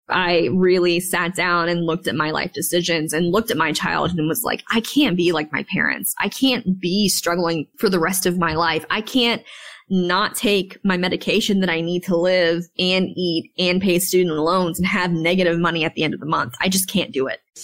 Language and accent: English; Wilmington, North Carolina, United States; moved away as an adult; we had moved back to my hometown in Wilmington, North Carolina